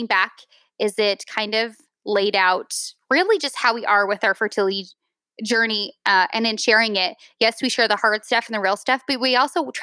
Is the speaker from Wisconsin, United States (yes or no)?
no; Utah, United States; moved away; I'm from Utah